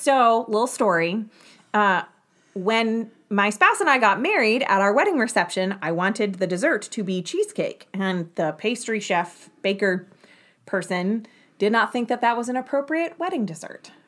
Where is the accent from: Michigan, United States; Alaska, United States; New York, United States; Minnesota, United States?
New York, United States; I grew up just outside of New York City